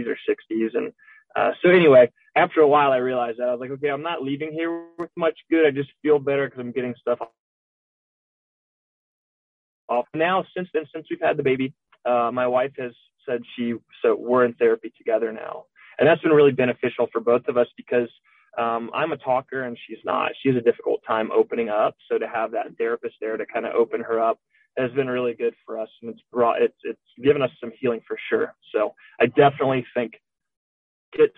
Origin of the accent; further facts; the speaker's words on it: Florida, United States; moved away; We're both from Florida